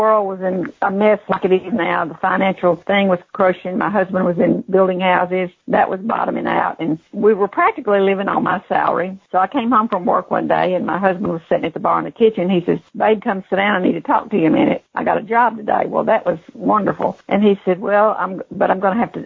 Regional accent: Union City, Tennessee, United States; moved away as an adult; now in Memphis, United States; I'm originally from Northwest Tennessee, Obion County, okay. Union City, Tennessee

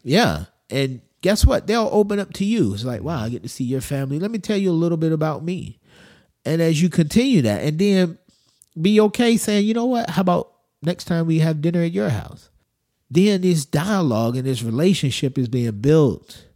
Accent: United States; I'm American

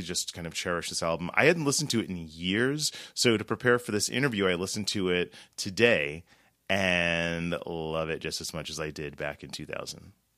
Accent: New York City, New York, United States; I was born in New York City. I grew up in New York City

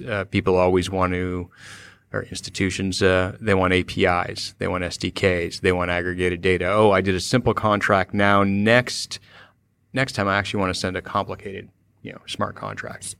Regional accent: Cupertino, California, United States; moved away; also born or lived in San Francisco; I was born and raised in Cupertino

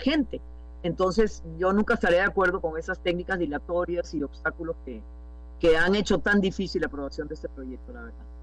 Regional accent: Costa Rica; como costarricenses

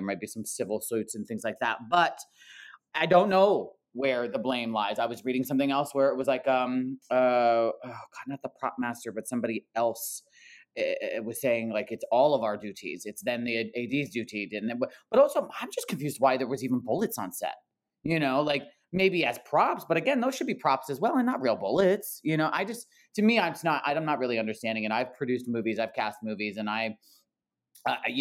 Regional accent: New Jersey, United States; now in Los Angeles, United States; I'm from New Jersey

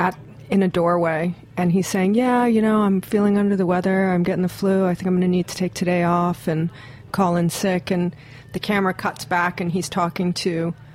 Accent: Hawaii, United States; I grew up in Hawaii.

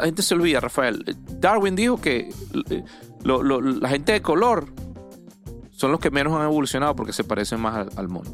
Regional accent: Venezuela; moved away; yo soy de Venezuela, de mi país

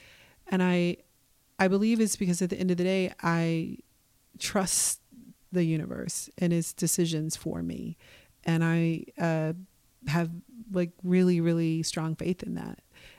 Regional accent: Midwest, United States; now in Portland, United States; I came from Midwestern nice. You know, I understand that BS. I came from, like I said, a predominantly working class place. So, you know, there's a lot about Portland that I understood better

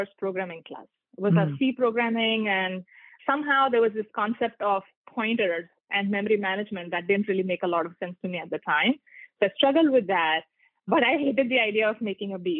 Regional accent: India; moved away; I grew up in India

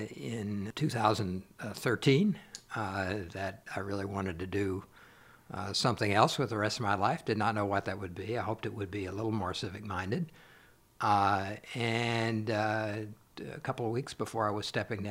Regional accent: Tell City, Indiana, United States; moved away as an adult; now in Louisville, United States; I'm originally from Tell City, Indiana

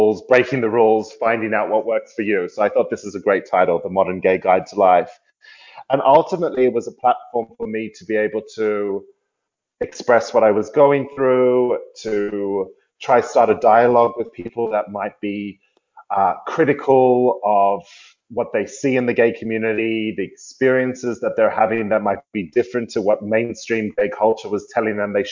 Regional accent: Sydney, New South Wales, Australia; moved away as an adult; also born or lived in South Africa; now in London, United Kingdom; I'm originally from Sydney, Australia. I was born in South Africa, but I grew up in Sydney.

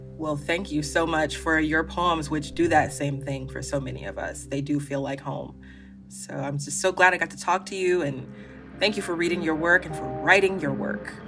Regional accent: Birmingham, Alabama, United States; even though I grew up here in Alabama, I mean, I'm from Birmingham

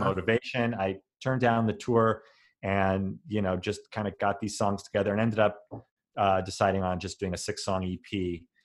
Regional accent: Denver, Colorado, United States; I grew up in Denver

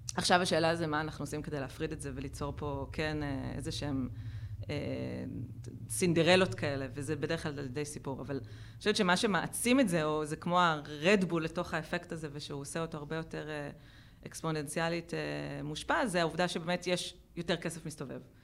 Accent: Israel; גדלנו במדינה שהיא מיליטנטית ומאוד וכחנית

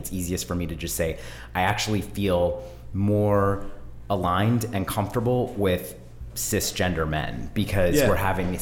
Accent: Bay Area, California, United States; I grew up in the Bay Area, so I'm a deep hippie

